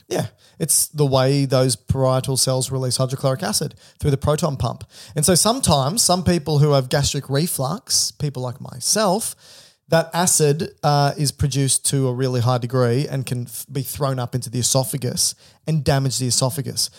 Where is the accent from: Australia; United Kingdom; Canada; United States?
Australia; I'm Australian.